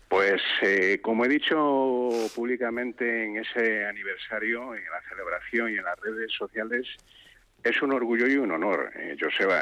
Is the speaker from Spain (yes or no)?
yes; Galicia, Spain; soy gallego, en la provincia de Lugo